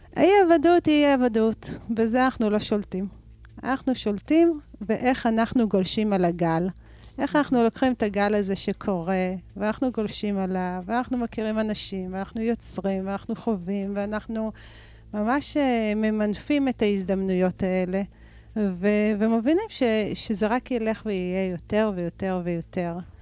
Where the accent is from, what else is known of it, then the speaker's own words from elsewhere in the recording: Rehovot, Central District, Israel; נולדתי ברחובות ואני גרה ברחובות